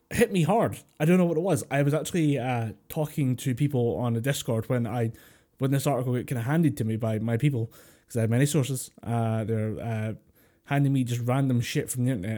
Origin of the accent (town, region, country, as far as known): Scotland, United Kingdom